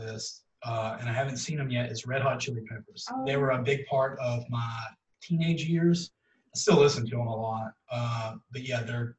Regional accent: Texas, United States; born or raised there

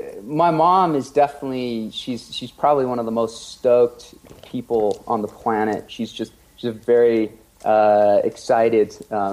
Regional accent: Oxford, South East England, United Kingdom; born there; also born or lived in Spain / France; So I guess I was born in England, in Oxford, England, and spent the first year of my life there before moving to Spain for 3 years.

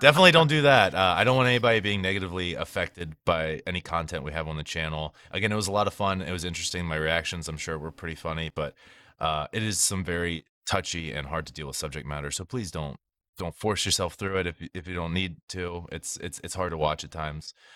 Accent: Maryland, United States; I was from Maryland

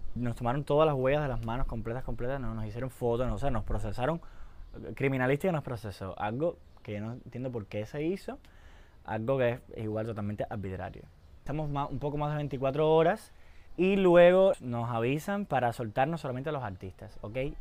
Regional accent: Cuba; nosotros somos cubanos

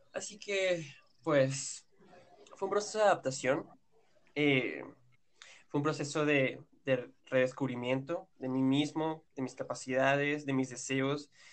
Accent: Venezuela; moved away as an adult; also born or lived in Yaracuy, Venezuela; now in Brazil; los tres somos venezolanos

